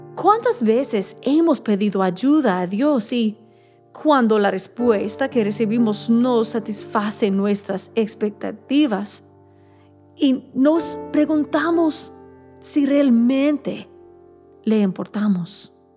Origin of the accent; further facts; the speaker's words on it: Alabama, United States; mi pueblo en Alabama